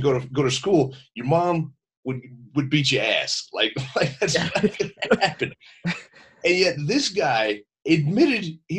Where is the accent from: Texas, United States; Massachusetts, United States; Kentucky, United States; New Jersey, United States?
Texas, United States; I grew up in Texas, which you might as well be part of the South.